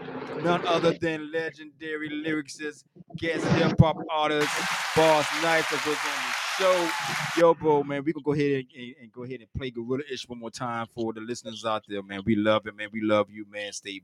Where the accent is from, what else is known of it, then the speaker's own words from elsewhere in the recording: Hampton, Virginia, United States; You know, also I'm from Hampton, Virginia, dog.